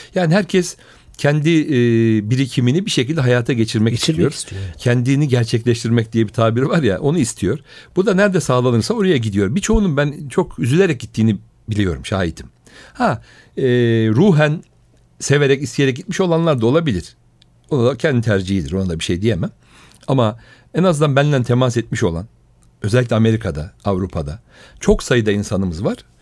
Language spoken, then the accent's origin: Turkish; Istanbul, Turkey; also born or lived in Rize / Berlin; Üsküdar doğumluyum ben. Aslen Rizeliyim.